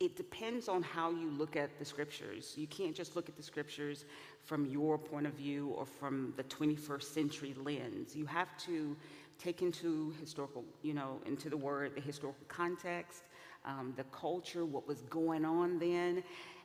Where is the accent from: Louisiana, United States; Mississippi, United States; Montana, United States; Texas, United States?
Louisiana, United States; I'm from Louisiana